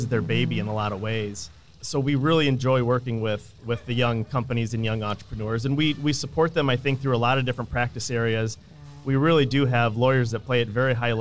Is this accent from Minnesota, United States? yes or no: no; Illinois, United States; moved away as an adult; now in Iowa, United States; I grew up in the Midwest. I grew up in Illinois, just right across the Mississippi River